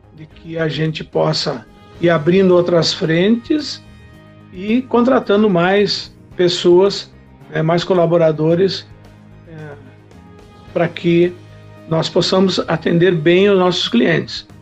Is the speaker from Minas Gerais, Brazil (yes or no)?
no; Faxinal do Soturno, Rio Grande do Sul, Brazil; also born or lived in Horizontina / Restinga Sêca; now in Santa Maria, Brazil; Me criei em Faixão Soturno, depois Restinga, apesar de ser nascido em Horizontina, mas eu estudei toda a minha vida aqui na Quarta Colônia